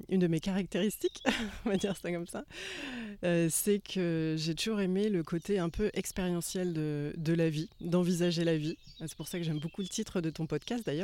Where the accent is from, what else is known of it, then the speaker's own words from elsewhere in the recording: Angers, Pays de la Loire, France; je suis originaire d'Angers, d'Anjou. Et, c'est vraiment ici, dans mon Anjou natal